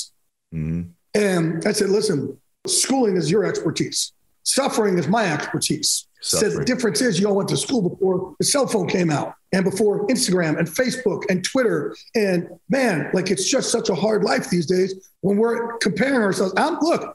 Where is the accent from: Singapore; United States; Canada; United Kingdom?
United States; Jersey Shore, New Jersey; I'm from Jersey Shore